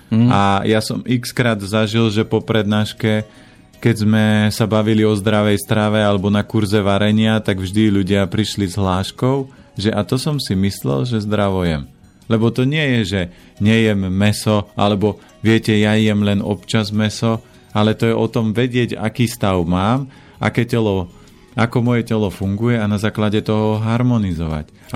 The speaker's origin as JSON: {"language": "Slovak", "area": "Orava", "region": "Žilina Region", "country": "Slovakia", "said": "Ja pochádzam z Oravy a z piatich detí"}